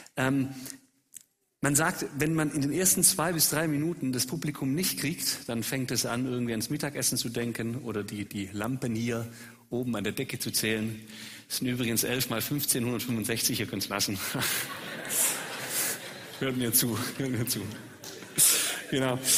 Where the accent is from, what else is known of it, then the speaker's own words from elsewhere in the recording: Swabia, Germany; accent: Swabian; als Schwabe auf Schwäbisch